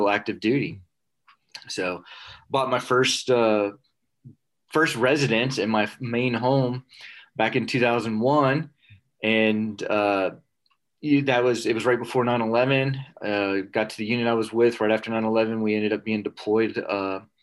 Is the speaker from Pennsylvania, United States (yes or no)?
no; South Florida, United States; moved away as an adult; I was raised in South Florida